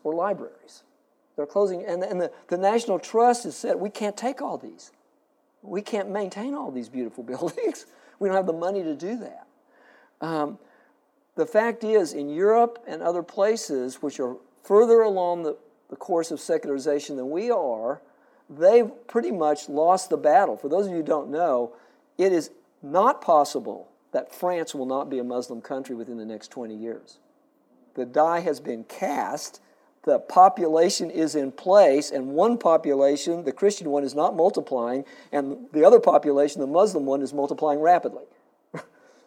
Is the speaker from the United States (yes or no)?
yes; Springfield, Missouri, United States; now in San Antonio, United States; I grew up in Springfield, Missouri